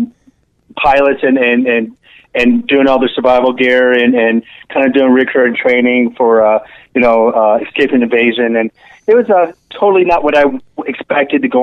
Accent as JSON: {"language": "English", "town": "Detroit", "region": "Michigan", "country": "United States", "also_born_or_lived": "Seattle / Tacoma", "moved": "as an adult", "said": "I'm originally from Detroit area, so I moved back to Detroit"}